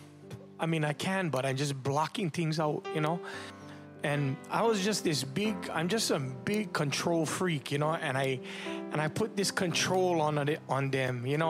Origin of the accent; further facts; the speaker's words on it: Waianae, Hawaii, United States; also born or lived in Makaha; I grew up in Waianae. I grew up in Makaha.